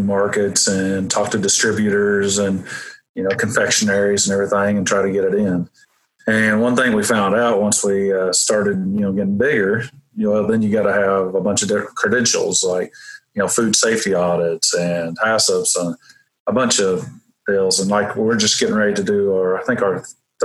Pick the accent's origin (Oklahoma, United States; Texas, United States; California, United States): Oklahoma, United States; Welch; also born or lived in Missouri; I grew up in Welch, which is a little town about maybe 30 miles from here, 30 minutes